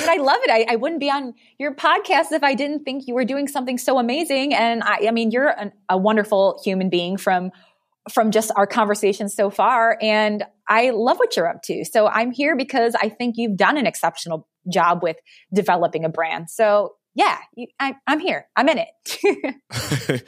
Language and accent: English; Detroit, Michigan, United States; I'm from Detroit